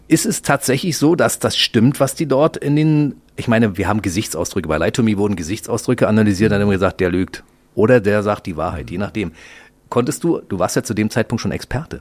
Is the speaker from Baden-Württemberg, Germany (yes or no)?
no; Berlin, Germany; Wir sind beide Berliner, ne? Du bist im Westen aufgewachsen, ich im Ostteil.